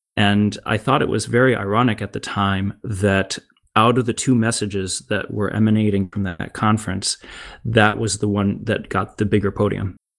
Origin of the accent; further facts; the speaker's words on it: United States; moved away as an adult; now in Germany; as an American in Germany